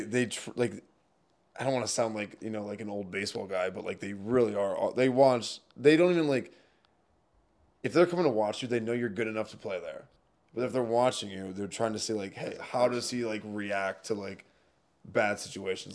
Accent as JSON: {"language": "English", "town": "Milwaukee", "region": "Wisconsin", "country": "United States", "tie": "born or raised there", "moved": "as an adult"}